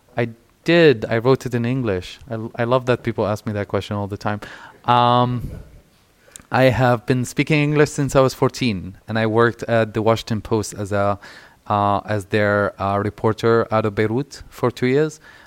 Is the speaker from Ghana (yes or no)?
no; Syria; moved away; also born or lived in Egypt; as queer folks growing up in Syria, living in, in Egypt